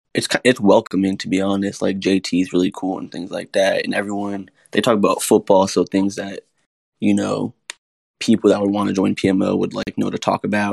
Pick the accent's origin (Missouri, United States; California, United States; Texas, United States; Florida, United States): Florida, United States; also born or lived in Broward County, Florida / West Palm Beach, Florida; now in North Carolina, United States; I'm from Florida